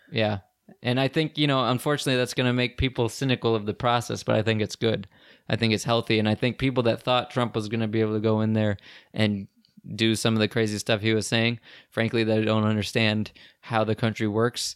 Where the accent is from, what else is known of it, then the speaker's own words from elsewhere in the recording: United States; even me as an American